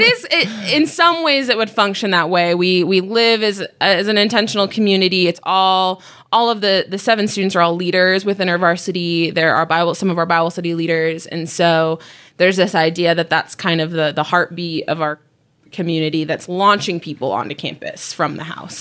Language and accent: English; Utah, United States; I was born and raised in Utah. I've been here my whole life, um, but my family is not from here.